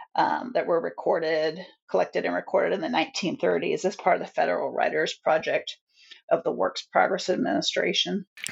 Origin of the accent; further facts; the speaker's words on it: Virginia, United States; moved away as an adult; also born or lived in Boston; I had moved from Boston back to my home state of Virginia in 2010